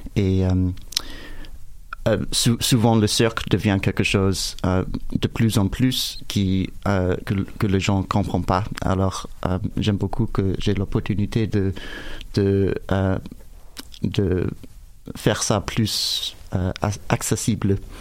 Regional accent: United States; French is a second language; moved away; mon français n'est pas parfait, je suis américain

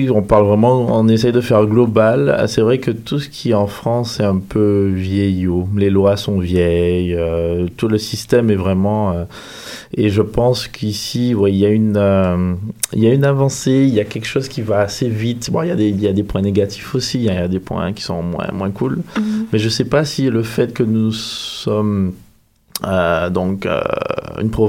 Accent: Guadeloupe; moved away as an adult; Je viens des Antilles, je suis

